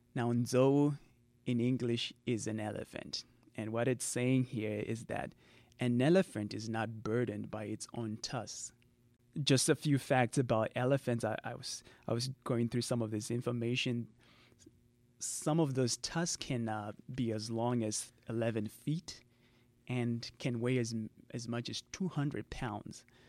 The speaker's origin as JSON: {"language": "English", "country": "Zimbabwe", "first_language": "Shona", "second_language": "English", "said": "I'm from Zimbabwe"}